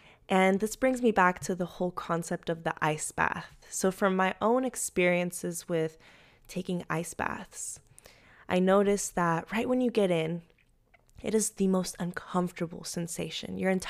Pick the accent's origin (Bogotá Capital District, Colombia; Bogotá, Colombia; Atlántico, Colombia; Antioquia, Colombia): Antioquia, Colombia; Medellin; now in United States; I'm from Medellin, Colombia, and it is always springtime there.